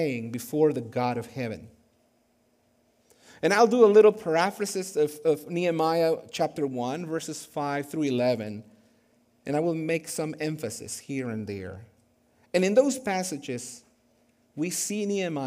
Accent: Guatemala; moved away; I was born and raised in Guatemala

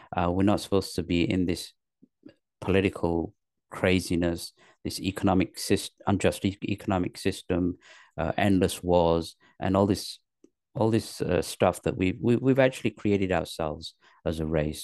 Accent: London, north of England, United Kingdom; moved away as an adult; also born or lived in Pakistan; now in Los Angeles, United States; I was born in Pakistan. My parents moved to England when I was three. So I was raised in England, in the north of England, till the age of ten. Then they moved to London. And then I went to high school in London

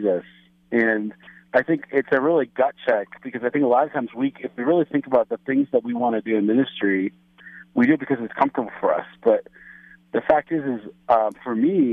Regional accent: Cleveland, Ohio, United States; moved away as an adult; now in Kharkiv, Ukraine; I'm from Cleveland, Ohio originally, but I've been a missionary in Ukraine for 13 years

